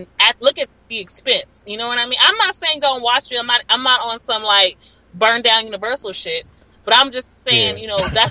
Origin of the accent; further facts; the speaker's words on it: Los Angeles, California, United States; I feel like I'm from South Central. That's where I live. That's where I'm from.